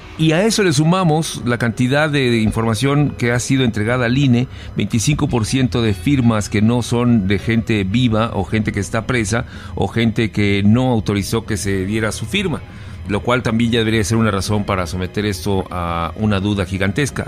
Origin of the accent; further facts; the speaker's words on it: Mexico; yo soy mexicano de hueso colorado y amo a mi país